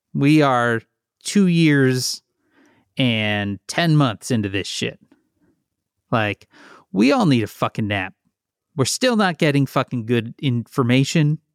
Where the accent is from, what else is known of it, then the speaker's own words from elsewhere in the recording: Midwest, United States; now in Chicago, United States; I'm from the Midwest